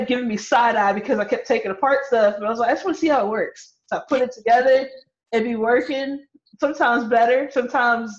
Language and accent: English; Louisville, Kentucky, United States; I'm from Louisville, Kentucky, born and raised